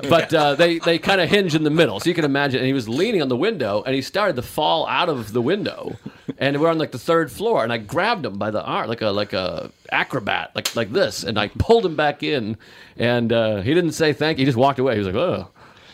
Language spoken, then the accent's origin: English; Whitman, Massachusetts, United States; I grew up in Whitman, Massachusetts, about 40 minutes, right next to Brockton